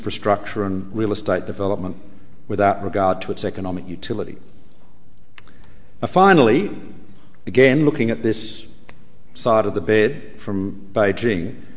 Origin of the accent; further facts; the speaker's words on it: Australia; the Australian people to stand up for our national sovereignty